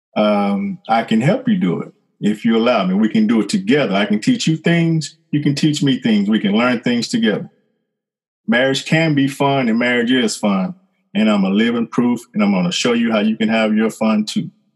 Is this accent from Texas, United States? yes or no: yes; Fort Worth, Texas, United States; moved away as an adult; now in Southwest Louisiana, United States; I am originally from Fort Worth, Texas. I lived there till 1993